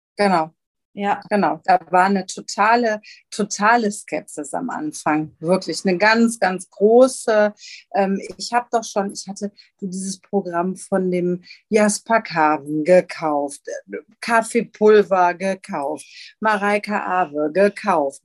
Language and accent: German; Gelsenkirchen, North Rhine-Westphalia, Germany; moved away as an adult; now in Rheinberg, Germany; komme gebürtig aus Gelsenkirchen ähm, und bin dann hier am Niederrhein gelandet, in Rheinberg